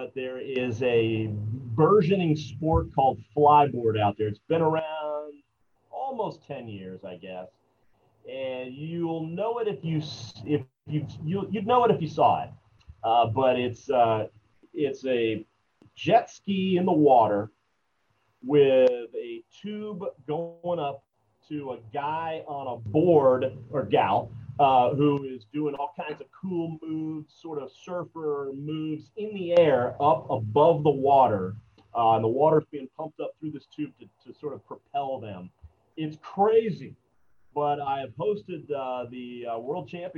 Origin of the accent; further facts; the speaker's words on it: Ocala, Florida, United States; It's my hometown